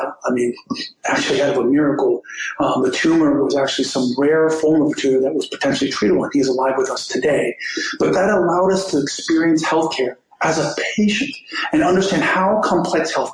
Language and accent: English; Miami, Florida, United States; We grew up in Liberty City in the first roughly decade of my life